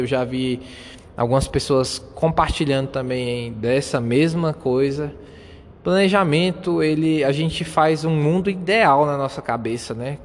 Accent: Brazil; first language Portuguese; português mesmo, que é a minha língua nativa aqui, sou brasileiro

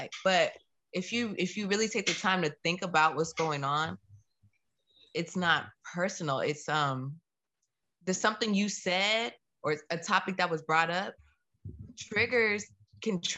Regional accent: United States; I'm American

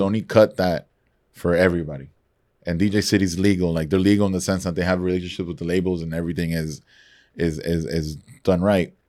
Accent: Nicaragua; moved away; also born or lived in San Antonio; growing up in Nicaragua

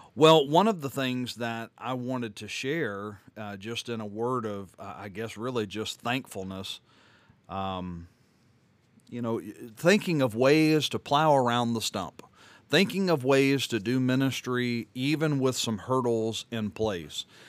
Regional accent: Louisiana, United States; moved away; I'm from Louisiana

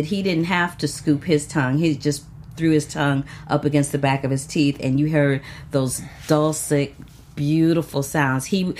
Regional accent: St. Louis, Missouri, United States; I'm from St. Louis, Missouri

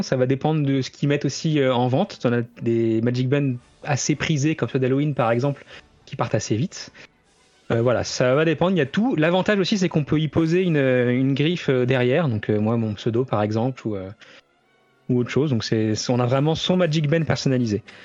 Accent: France; chez nous en France

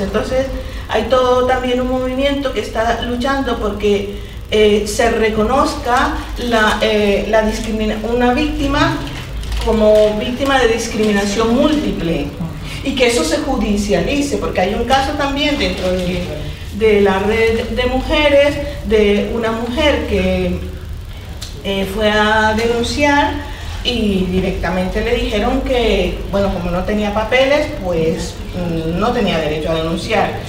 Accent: Caribbean Region, Colombia; now in Spain; yo vengo de Colombia

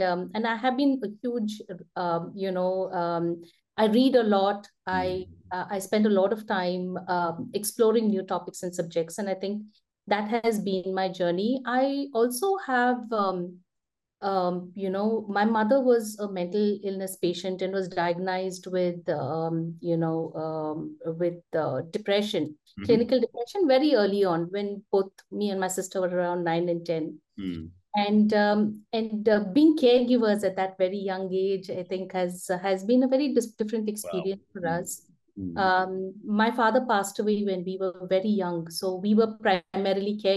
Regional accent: India; growing up in India in the 80s and 90s

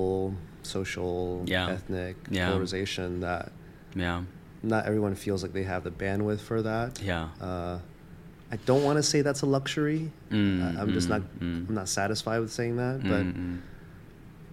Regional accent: Atlanta, Georgia, United States; born or raised there; moved away as an adult; also born or lived in Taiwan; now in New York, United States

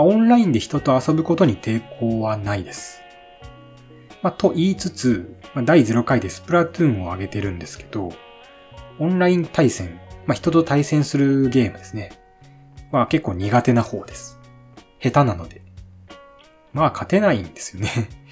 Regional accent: Shimane, Japan; 生まれも育ちも島根県です。

